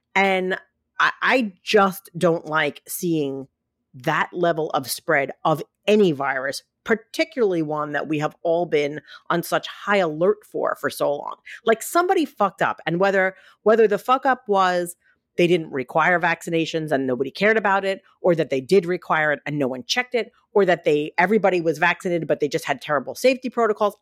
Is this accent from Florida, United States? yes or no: no; New York City, New York, United States; moved away; growing up in Staten Island